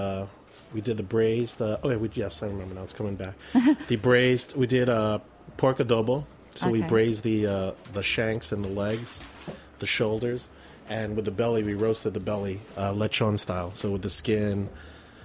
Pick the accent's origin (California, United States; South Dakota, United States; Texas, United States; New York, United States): New York, United States; New York City; Filipino Thai, born in New York.